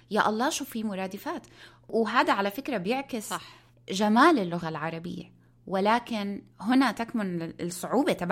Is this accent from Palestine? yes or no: yes; Palestine; انا فلسطينيه وجوزي مصري ولما بلشنا نتعلم العربي كان عندنا ثلاث كلمات